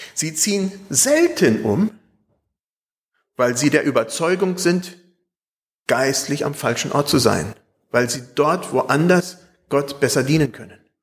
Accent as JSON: {"language": "German", "town": "Espelkamp", "region": "North Rhine-Westphalia", "country": "Germany", "tie": "born or raised there", "moved": "yes", "said": "Als ich als Kind in Espelkamp wohnte"}